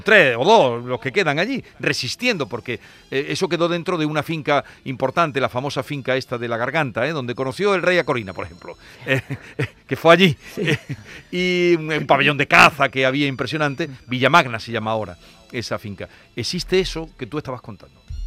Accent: Los Pedroches, Andalusia, Spain; mi tierra, a la comarca Los Pedroches

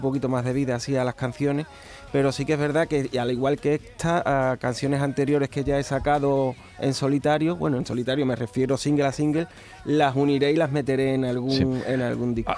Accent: Trigueros, Andalusia, Spain; moved away as an adult; now in Utrera, Spain; Yo soy de Trigueros. De Trigueros. me Llevo viviendo en Utrera ya unos años, 15 años, güey, ya casi, casi utrerano también, pero yo soy de Trigueros y, llevo mi pueblo siempre por bandera.

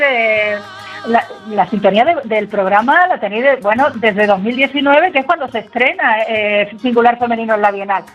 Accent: Álora, Andalusia, Spain; aquí en mi pueblo, en Álora

